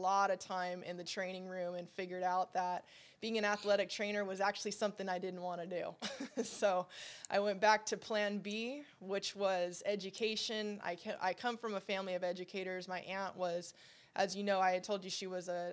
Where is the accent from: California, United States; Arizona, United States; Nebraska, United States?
California, United States; Southern; I'm a kid from Southern California. I grew up around sports